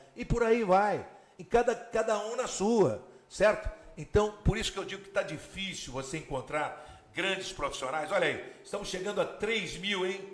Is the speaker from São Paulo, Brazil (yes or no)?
yes; Ribeirão Preto, São Paulo, Brazil; eu sou de Ribeirão Preto, no interior de São Paulo